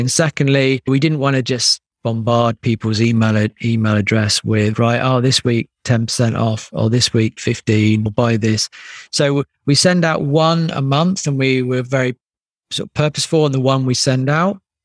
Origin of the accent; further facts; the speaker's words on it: United Kingdom; being British